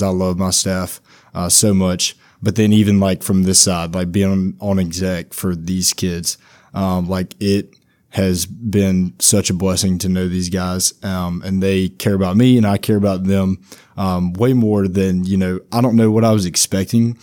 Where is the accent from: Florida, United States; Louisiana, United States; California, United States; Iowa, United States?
Louisiana, United States; Mangham; also born or lived in Monroe, Louisiana; I'm from Mangum, Louisiana. Uh, right, just a little bit outside of, uh, Monroe, uh, but that, I went to high school in Monroe